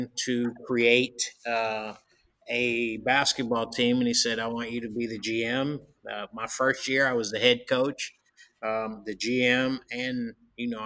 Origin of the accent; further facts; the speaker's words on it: San Francisco, California, United States; moved away as an adult; also born or lived in New York City / United Kingdom; Born and raised in San Francisco